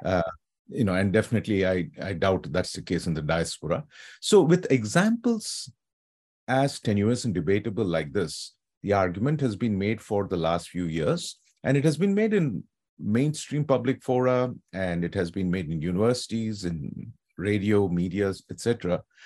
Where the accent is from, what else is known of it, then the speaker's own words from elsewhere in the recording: Hyderabad, Telangana, India; now in San Francisco, United States; young man from Hyderabad, my hometown